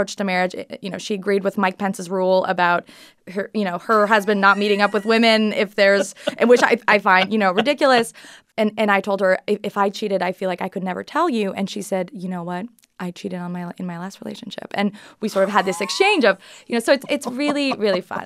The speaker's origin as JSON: {"language": "English", "country": "Canada", "said": "I'm Canadian."}